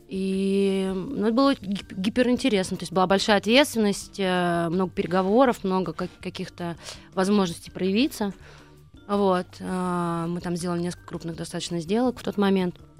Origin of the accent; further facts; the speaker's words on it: Nizhny Novgorod, Nizhny Novgorod Oblast, Russia; moved away as an adult; also born or lived in United States; now in Moscow, Russia; я вообще выросла в Нижнем Новгороде, то есть я не москвичка